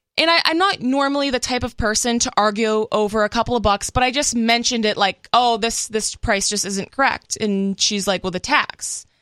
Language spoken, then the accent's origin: English; Massachusetts, United States; now in Los Angeles County, United States; I'm originally from Massachusetts, so I guess to me that feels more like home